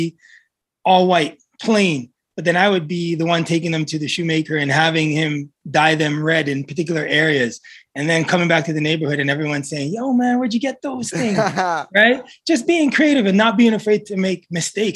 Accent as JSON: {"language": "English", "town": "Toronto", "region": "Ontario", "country": "Canada", "tie": "born or raised there", "said": "I grew up in Rexdale, a small city in Toronto"}